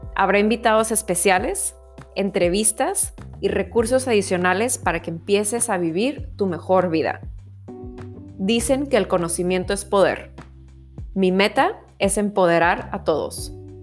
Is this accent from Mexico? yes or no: yes; Mexico; now in Vancouver, Canada; soy mexicana y vivo en Vancouver